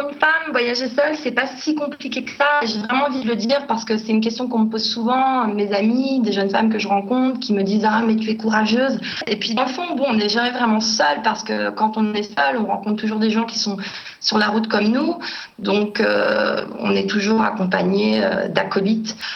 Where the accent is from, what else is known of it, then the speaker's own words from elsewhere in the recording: Paris, Île-de-France, France; moved away as an adult; also born or lived in Norway / Japan; je suis parisienne, je suis née, j'ai grandi à Paris